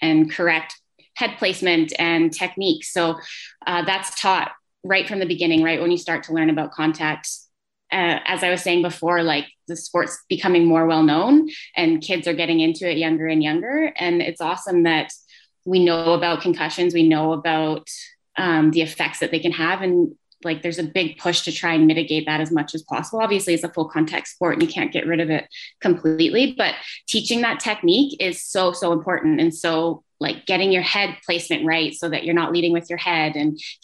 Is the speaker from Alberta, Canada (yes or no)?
yes; Lethbridge, Alberta, Canada; moved away as an adult; now in Edmonton, Canada; from Lethbridge, Alberta, originally living up here in Edmonton.